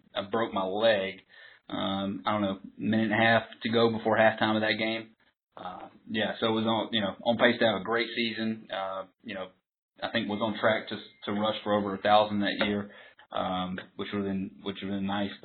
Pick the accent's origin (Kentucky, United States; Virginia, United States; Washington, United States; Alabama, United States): Alabama, United States; Andalusia; moved away; I'm originally from Andalusia, Alabama, and I even lived outside of that and went to a county school